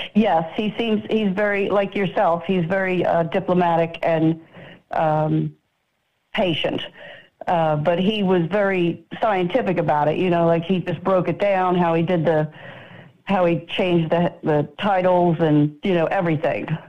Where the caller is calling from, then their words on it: Florida, United States; I'm calling from Florida.